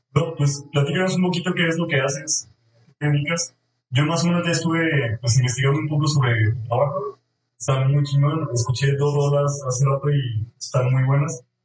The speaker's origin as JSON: {"language": "Spanish", "region": "Jalisco", "country": "Mexico", "tie": "born or raised there"}